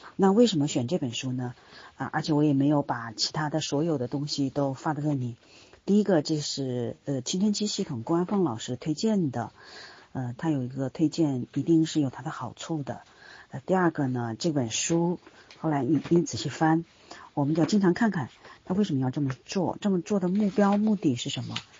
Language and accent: Chinese; China; 我们身在当今的中国